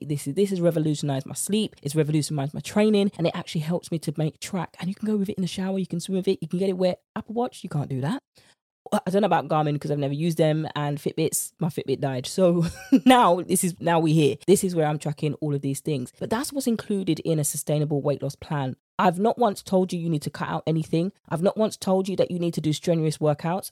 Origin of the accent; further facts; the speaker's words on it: United Kingdom; accent: British; my British accent